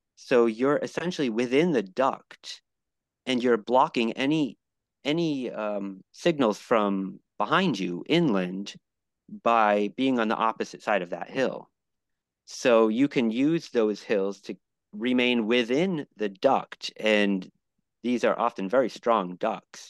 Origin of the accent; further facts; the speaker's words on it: New England, United States; also born or lived in Buffalo / Miami; now in Fremont, United States; I grew up in New England